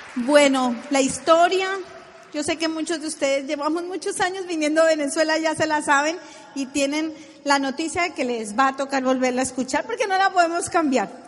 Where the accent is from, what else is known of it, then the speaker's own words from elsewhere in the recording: Colombia; decimos en Colombia